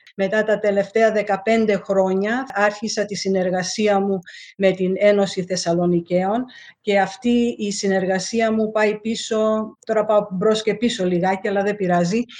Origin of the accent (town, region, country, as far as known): Melbourne, Victoria, Australia; born or raised there; also born or lived in Alexandria, Egypt / Lemnos, Greece (ancestry)